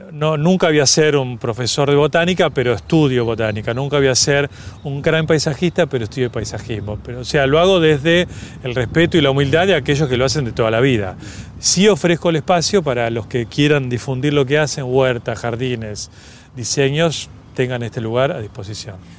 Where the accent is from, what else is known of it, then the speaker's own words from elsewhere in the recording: Argentina; como todo argentino